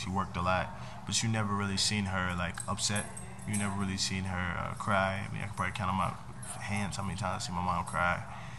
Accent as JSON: {"language": "English", "town": "Norfolk", "region": "Virginia", "country": "United States", "tie": "born or raised there", "said": "We grew up in Norfolk in this neighborhood, kind of out by like the Newburgh area, Butchel area."}